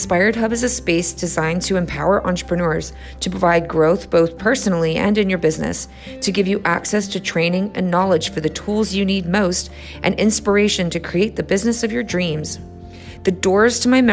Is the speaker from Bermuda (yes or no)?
yes; Bermuda; I was born and raised in Bermuda